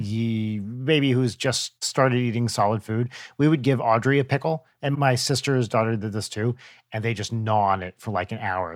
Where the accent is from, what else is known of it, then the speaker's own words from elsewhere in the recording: New Jersey, United States; growing up in Jewish New Jersey